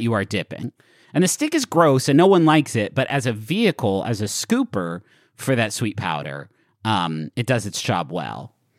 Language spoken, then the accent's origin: English; Huntington, West Virginia, United States; the pool that I grew up going to in Huntington, West Virginia.